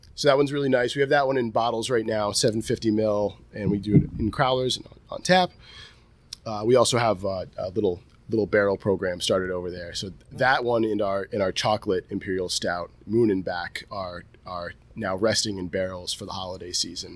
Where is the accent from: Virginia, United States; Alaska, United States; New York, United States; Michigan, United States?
New York, United States; Delmar; this is my hometown